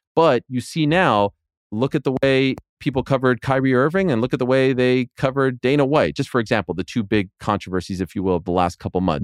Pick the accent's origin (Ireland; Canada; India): Canada; I'm Canadian